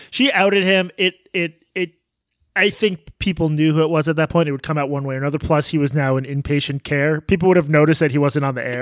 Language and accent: English; United States; as an American journalist